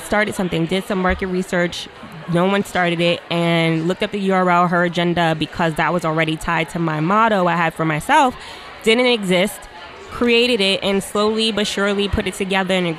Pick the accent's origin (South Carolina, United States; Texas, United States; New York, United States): New York, United States; New York City; I'm from New York City